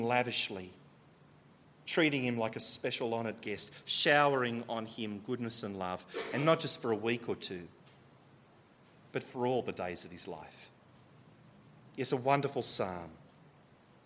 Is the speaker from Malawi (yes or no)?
no; Australia; I'm from Australia, I'm here in Porto